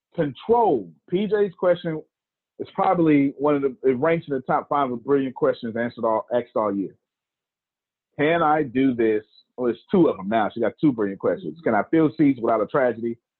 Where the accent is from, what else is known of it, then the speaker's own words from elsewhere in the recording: Texas, United States; I'm from the South, Texas, and there's a certain way to do black preaching down here in the South